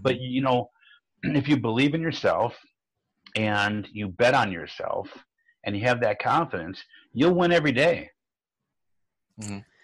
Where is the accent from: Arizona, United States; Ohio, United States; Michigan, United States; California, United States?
Ohio, United States; Fairview Park; now in Maple Grove, United States; I'm from Fairview Park, Ohio